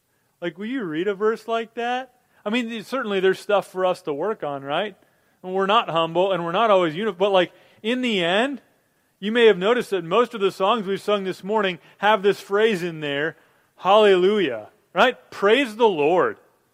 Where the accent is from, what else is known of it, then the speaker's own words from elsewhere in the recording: Minnesota, United States; I grew up in Minnesota